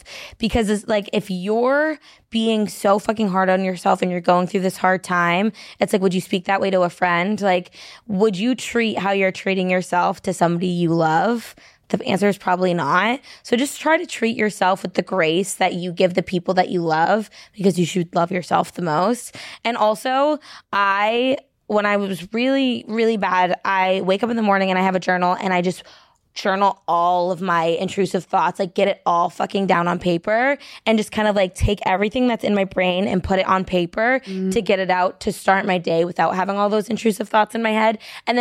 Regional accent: New Hampshire, United States; I'm a bitch from New Hampshire

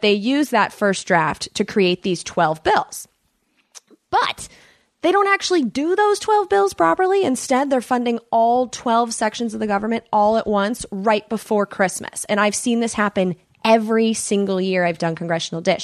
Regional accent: United States; accent: American; my accent. They would know an American.

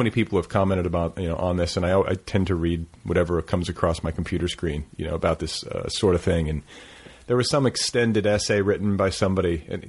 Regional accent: Midwest, United States; now in Los Angeles, United States; growing up in the Midwest

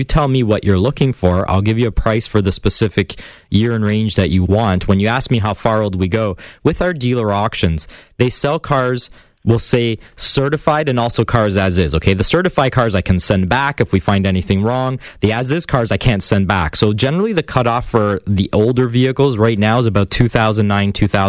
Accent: Hamilton, Ontario, Canada; Hamilton, my hometown

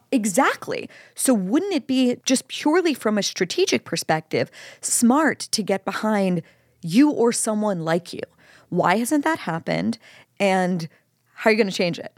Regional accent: Pennsylvania, United States; my home state, Pennsylvania

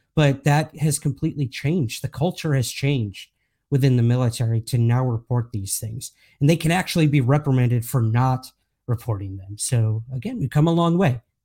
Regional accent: United States; accent: American; moved away as an adult; now in Scotland, United Kingdom; as you can tell by my accent, I am American. However, I do live in the U K now.

